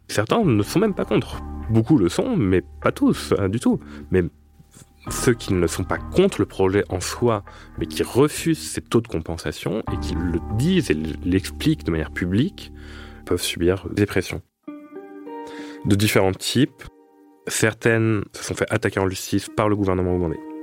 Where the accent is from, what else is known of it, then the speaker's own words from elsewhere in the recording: France; En tant que Français